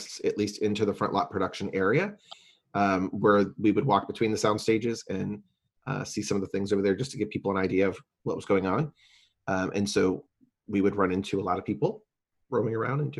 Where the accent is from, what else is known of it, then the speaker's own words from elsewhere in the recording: California, United States; moved away; I grew up in California, so we used to go down to Disneyland and Universal Hollywood back in the day